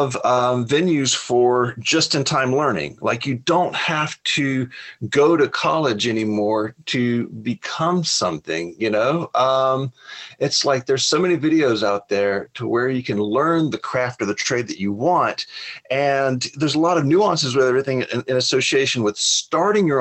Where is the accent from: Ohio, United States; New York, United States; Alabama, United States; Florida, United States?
Alabama, United States; I grew up in Alabama, poor as dirt.